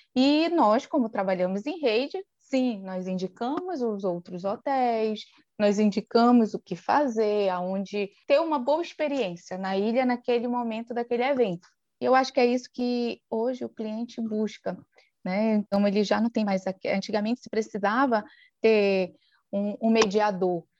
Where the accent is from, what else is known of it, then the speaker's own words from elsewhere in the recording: Soure, Pará, Brazil; sou natural aqui da ilha de Marajó, no Pará, exatamente da cidade de Soure